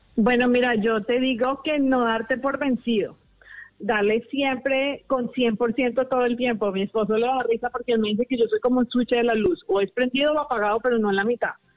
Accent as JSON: {"language": "Spanish", "country": "Colombia", "moved": "yes", "said": "yo soy colombiana"}